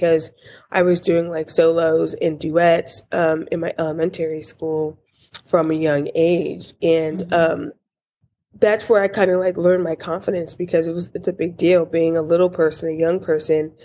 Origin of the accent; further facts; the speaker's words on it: Newburgh, New York, United States; I am originally from a small town in upstate New York named Newburgh